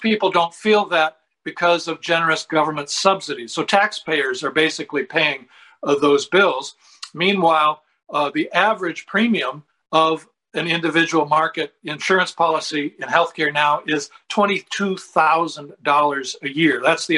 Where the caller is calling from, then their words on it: Sarasota, Florida, United States; I'm calling you from Sarasota, Florida.